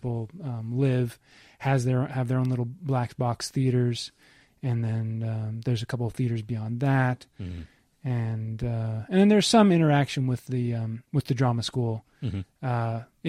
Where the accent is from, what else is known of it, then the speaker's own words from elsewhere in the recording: Anchorage, Alaska, United States; also born or lived in Pittsburgh / California; I was born in Pittsburgh. Spent most of my childhood. Well, I lived in California really briefly. I spent most of my early childhood in Alaska.